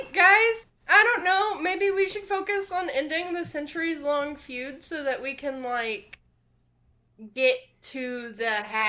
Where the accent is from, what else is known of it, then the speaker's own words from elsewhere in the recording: the South, United States; I can't make my voice do a southern accent, which is weird, because I am southern.